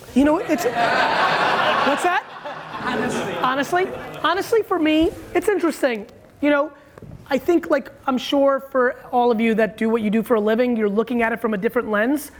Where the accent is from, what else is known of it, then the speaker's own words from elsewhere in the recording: Edison, New Jersey, United States; I grew up in Edison where they were like building a lot